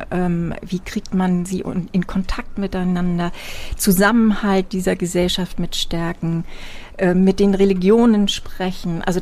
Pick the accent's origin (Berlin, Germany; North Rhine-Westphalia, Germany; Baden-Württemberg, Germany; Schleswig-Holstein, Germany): Schleswig-Holstein, Germany; Wesselburen; Na, ich bin ja ein Küstenmensch. Mhm. Ich komme ja aus Wesselburen, also bin in Büsum zur Schule gegangen und äh, musste in ein Hafenbecken springen nach dem Freischwimmer.